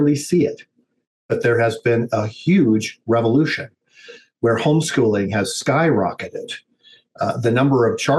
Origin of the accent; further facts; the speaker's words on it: United States; as an American